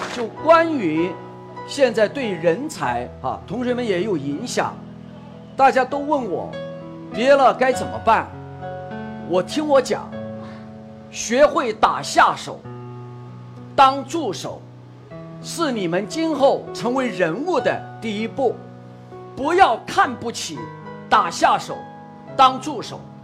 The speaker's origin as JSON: {"language": "Chinese", "region": "Guizhou", "country": "China", "also_born_or_lived": "Zhejiang", "moved": "yes", "lives_now": "Hangzhou, China", "said": "我近年来偶尔也回贵州"}